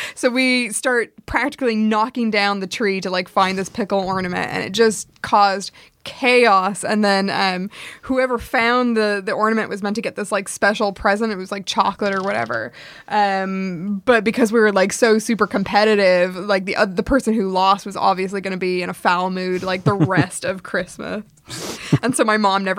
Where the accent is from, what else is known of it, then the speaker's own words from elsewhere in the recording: United States; we grew up in the American suburbs